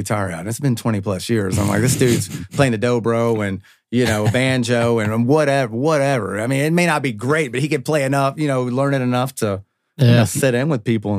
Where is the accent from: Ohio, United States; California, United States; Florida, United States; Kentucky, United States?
Kentucky, United States; Louisville; I grew up on Jefferson Hill, and everybody that I grew up around, we just referred to it as the hill